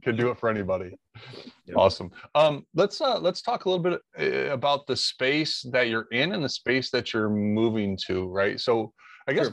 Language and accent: English; Monroe, Michigan, United States; I grew up in Monroe, Michigan